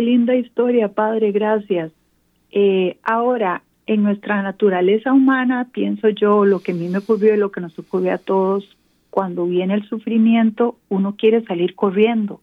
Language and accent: Spanish; San José, Costa Rica; moved away as an adult; now in Atlanta, United States; yo soy de Costa Rica, de San José, Costa Rica, pero actualmente vivo en Atlanta